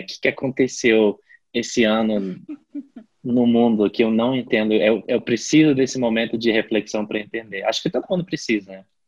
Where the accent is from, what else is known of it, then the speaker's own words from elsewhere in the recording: La Paz, Bolivia; moved away as an adult; Eu agora estou em La Paz, é, na Bolívia, que é a minha cidade natal. Eu voltei para casa depois de dois anos e meio